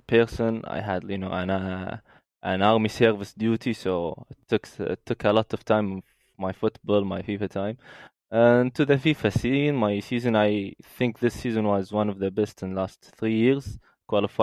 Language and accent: English; Doha, Qatar; I started at Aspire Academy. It's an academy for sport excellence here in Doha. I started at 7 or 8 years old, and then go up into the academy until I got graduated from it.